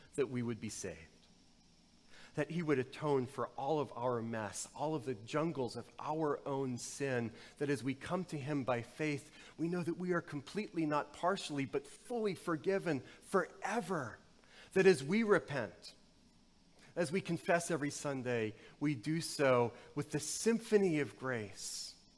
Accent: the South, United States; Growing up in the South, there was the kudzu epidemic

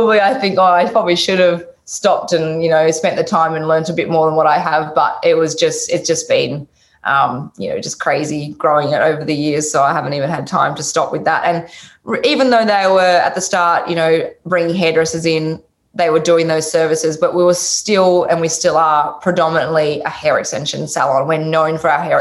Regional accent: Tasmania, Australia; moved away; I'm from Tasmania, the bottom of Australia originally

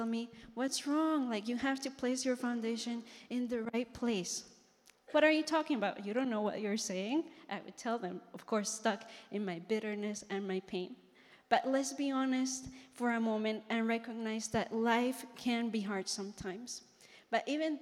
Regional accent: Colombia; moved away; I'm from Colombia.

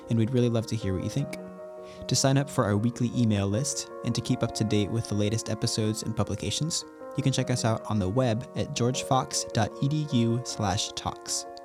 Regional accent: Spain; I grew up in Spain and I actually honeymooned in Portugal

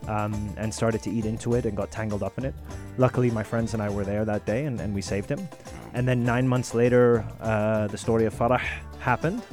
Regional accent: Sharjah, United Arab Emirates; growing up in Sharjah, mm. you know, on the beach every day, we saw a lot of sea life.

